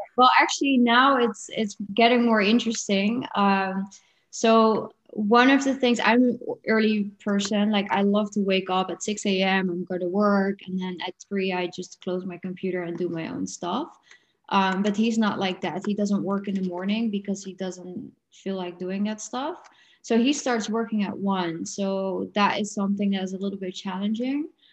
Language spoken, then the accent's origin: English; Netherlands; now in Portugal; I'm from the Netherlands.